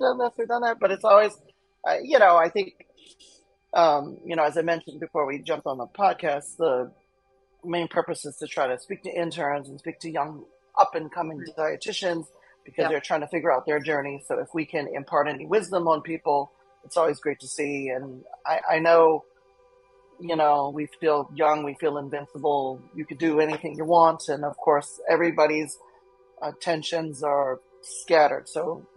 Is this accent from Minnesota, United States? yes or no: no; New Orleans, Louisiana, United States; also born or lived in New York City; now in Seattle, United States; I'm from New Orleans. I've lived in New York City. I've lived in Seattle now for, you know, this is 12 years now